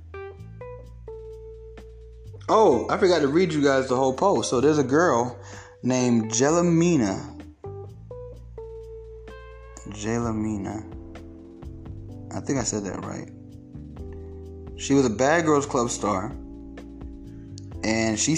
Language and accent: English; Kennesaw, Georgia, United States; I grew up partially in Kennesaw